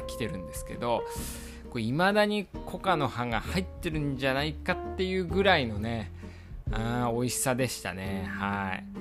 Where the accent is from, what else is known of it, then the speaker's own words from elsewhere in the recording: Iwate, Japan; 岩手出身なんでやっぱ冬の男